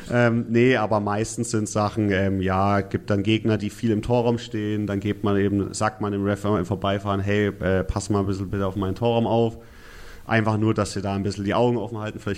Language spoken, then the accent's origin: German; Nuremberg, Bavaria, Germany; ja, bin ja gebürtiger Nürnberger